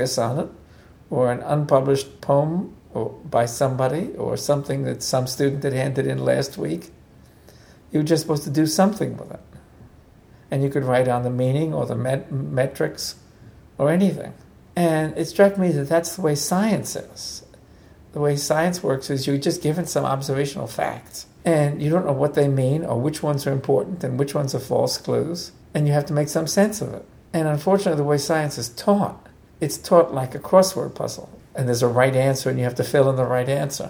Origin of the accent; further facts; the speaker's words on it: New York City, New York, United States; I grew up mainly on the west side of Manhattan, about a block from Riverside Park